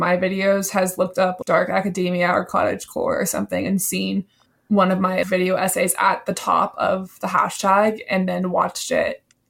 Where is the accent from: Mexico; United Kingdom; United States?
United States; the South; I'm from the South and I just don't know how to really talk fast.